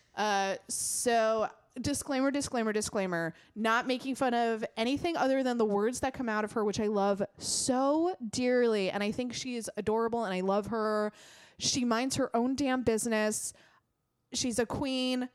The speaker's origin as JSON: {"language": "English", "country": "United States", "said": "as an American"}